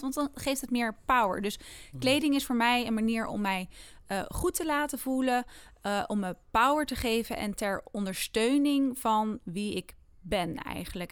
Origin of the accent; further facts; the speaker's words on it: Netherlands; also born or lived in Amsterdam; we zijn als Nederlanders